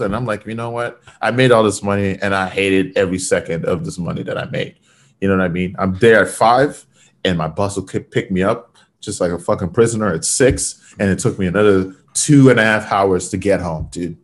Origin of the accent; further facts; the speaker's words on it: Fort McMurray, Alberta, Canada; now in Vancouver, Canada; growing up in Fort Mac was the Wild West.